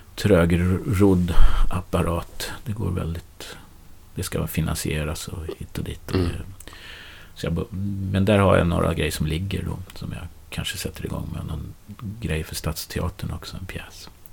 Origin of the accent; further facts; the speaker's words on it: Nyköping, Södermanland, Sweden; now in Stockholm, Sweden; är uppväxt i Nyköping